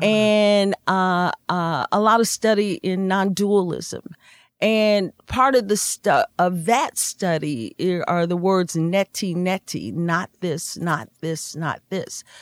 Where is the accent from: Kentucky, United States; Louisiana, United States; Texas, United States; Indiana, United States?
Indiana, United States; we're from Indiana